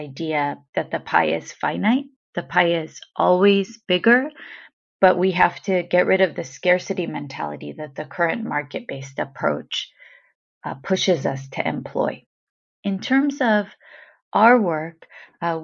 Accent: United States; I say this as an American

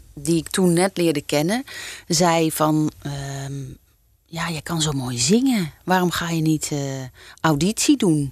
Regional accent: Nieuwkuijk, North Brabant, Netherlands; moved away as an adult; also born or lived in Hilversum / Utrecht; Ik kom dus uit Brabant. Ja. Eh, ik ben geboren in Nieuwkuik

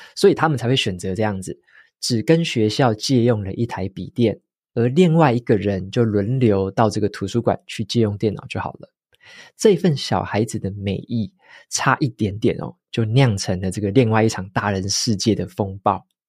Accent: Taitung, Taitung County, Taiwan; moved away; 我也是会讲台语，我以前在台东长大的时候，在家里大部分就是台语跟中文夹杂啦，所以我自己也会用台语

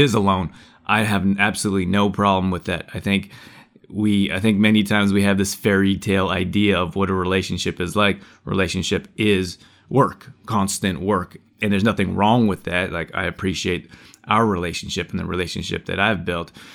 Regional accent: Canada; moved away; growing up in Canada, it's cold

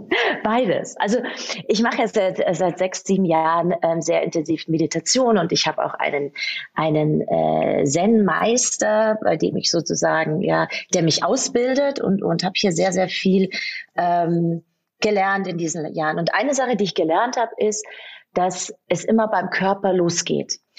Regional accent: Munich, Bavaria, Germany; moved away as an adult; now in Salzburg, Austria; ich bin äh, eigentlich gebürtige Münchnerin und ich habe eigentlich mir äh, gedacht, boah, ich gehe nie aus München weg

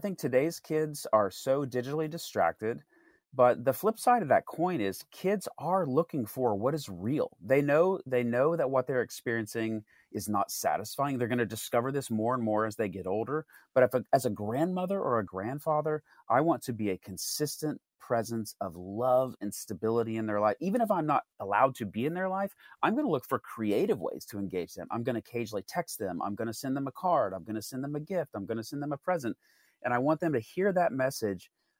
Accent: New York, United States; I grew up in New York.

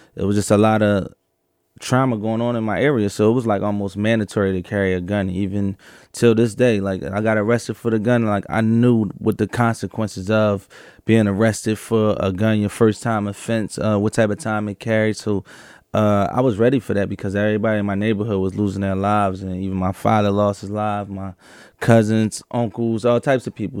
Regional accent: Philadelphia, Pennsylvania, United States; I grew up in Philadelphia, uh, North Philadelphia in the beginning of my life, and I would say South Philadelphia, uh, probably from, uh, fourteen years old on out

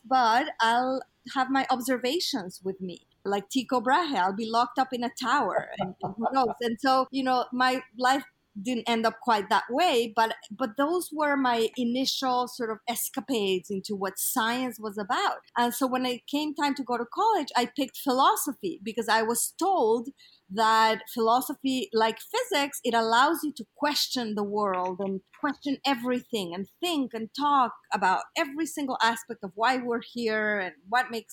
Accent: Mexico City, Mexico; moved away; I was born in Mexico City, and I was part of a small community that was very conservative. It was a nice place to come of age

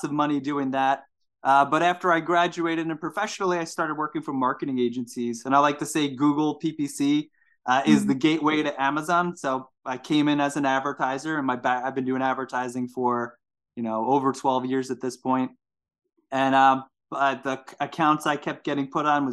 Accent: Seaford, New York, United States; I actually grew up in New York, Long Island, New York. I grew up in Seaford specifically

